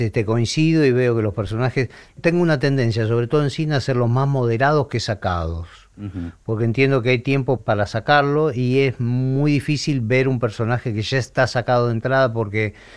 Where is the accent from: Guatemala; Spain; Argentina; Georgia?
Argentina; nosotros como argentinos